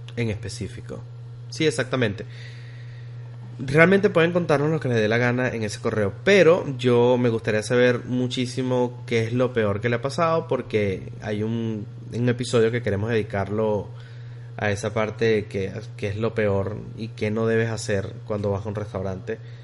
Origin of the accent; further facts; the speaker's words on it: Venezuela; now in Texas, United States; como diríamos nosotros en Venezuela